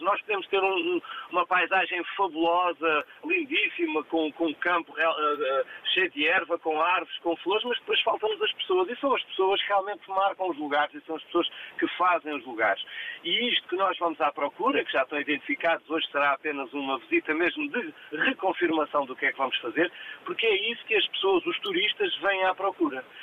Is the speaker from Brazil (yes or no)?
no; Portugal; o nosso país